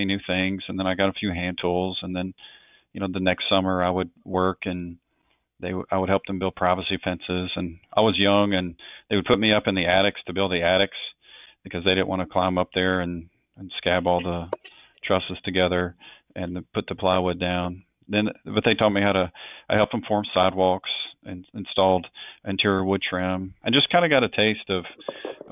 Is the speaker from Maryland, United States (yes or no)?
no; Hopkinsville, Kentucky, United States; I grew up in Western Kentucky in a city called Hopkinsville.